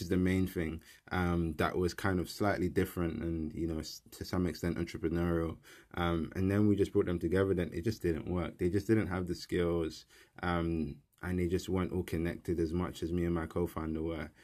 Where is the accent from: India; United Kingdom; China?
United Kingdom; London; I grew up in South East London in Peckham. I was born and raised, um, in the kind of area.